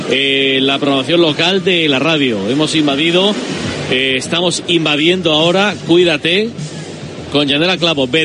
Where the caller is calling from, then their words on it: Bilbao, Basque Country, Spain; de Deusto.